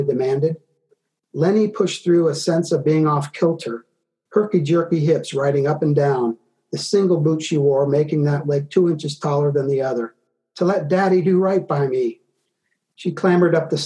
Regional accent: Georgia, United States; moved away; also born or lived in Tennessee / the Carolinas; I'm originally from Georgia

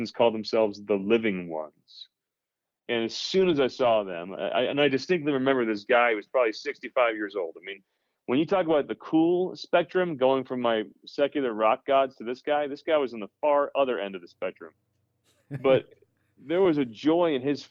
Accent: New Jersey, United States; I grew up in New Jersey and, with a good Catholic family

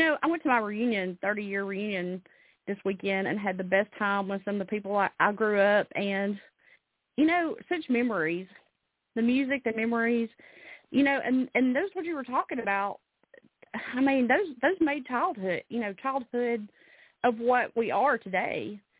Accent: Alabama, United States; now in Tennessee, United States; I really feel lucky that I was born in Alabama and I live in Tennessee.

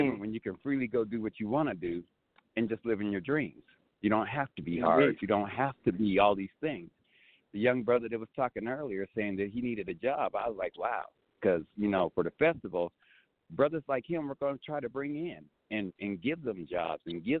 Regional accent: Colorado, United States; also born or lived in Arizona; Arizona. I lived there for 12 years. I'm originally from Colorado

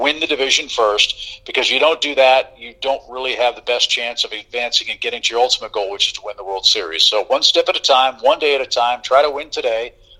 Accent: St. Louis, Missouri, United States; moved away; I grew up in St. Louis, love going there

